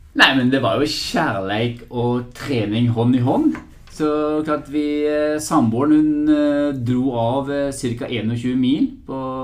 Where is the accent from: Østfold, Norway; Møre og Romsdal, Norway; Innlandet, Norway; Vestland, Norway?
Vestland, Norway; Bergen; accent: Bergensk; moved away; jeg skal prøve å snakke bergensk. For jeg er jo egentlig fra Bergen